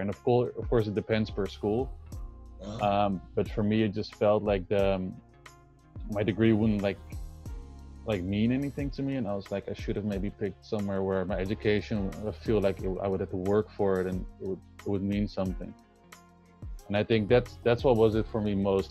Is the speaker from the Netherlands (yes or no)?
yes; Amsterdam, North Holland, Netherlands; also born or lived in Spain / California; I'm from Amsterdam, the Netherlands